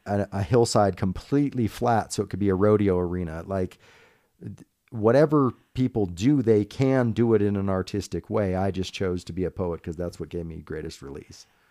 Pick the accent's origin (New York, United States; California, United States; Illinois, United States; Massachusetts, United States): California, United States; Grass Valley; also born or lived in Washington, D.C. area, Virginia; now in Reno, United States; I was raised about an hour and a half west in a little town called Grass Valley, California